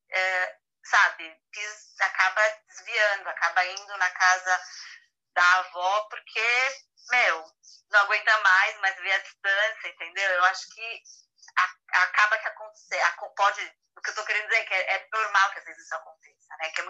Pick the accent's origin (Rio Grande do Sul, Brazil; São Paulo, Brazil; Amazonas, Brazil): São Paulo, Brazil; moved away; porque eu sou de São Paulo.